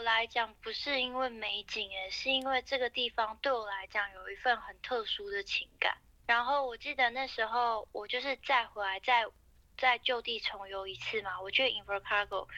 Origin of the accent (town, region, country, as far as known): Taiwan